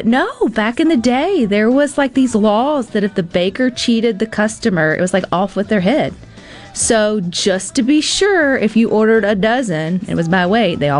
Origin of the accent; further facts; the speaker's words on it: United States; because I am an American. And so I think it's pretty cool. I'm always Team USA.